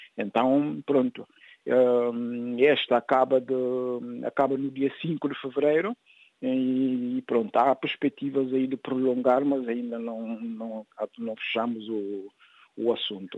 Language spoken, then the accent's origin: Portuguese; São Domingos, Cacheu, Guinea-Bissau; moved away as an adult; now in France; minha terra natal